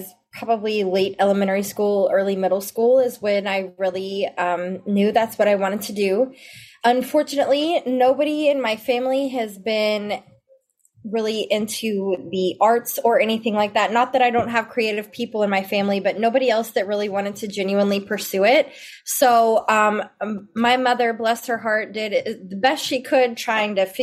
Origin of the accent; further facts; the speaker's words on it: Memphis, Tennessee, United States; moved away as an adult; now in Dallas-Fort Worth, United States; And I'm originally from Memphis, Tennessee, and I'm here in the Dallas-Fort Worth area now.